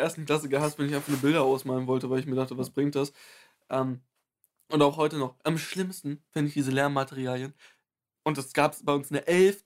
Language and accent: German; Germany; also born or lived in Bavaria; ich bin 100% deutsch.